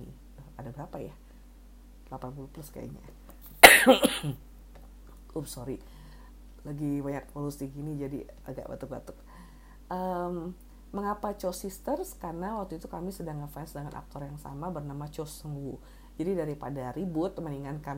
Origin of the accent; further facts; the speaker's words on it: Bandung, West Java, Indonesia; itu berasal dari uh, Marga …, tapi tumbuh besar di tempat yang sama sekali berbeda saya tumbuh besar di Bandung